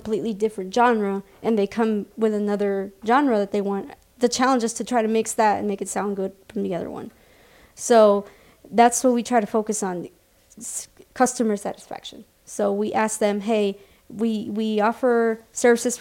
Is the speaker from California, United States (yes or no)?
no; Nogales, Arizona, United States; I was born and raised here in Nogales